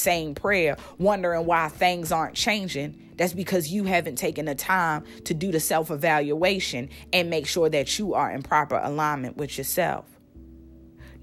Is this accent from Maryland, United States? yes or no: yes; Baltimore, Maryland, United States; now in Nashville, United States; I was raised in Baltimore, Maryland.